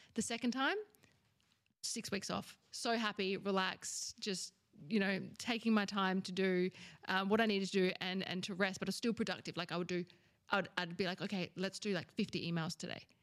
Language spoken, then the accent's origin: English; Australia; I'm from Australia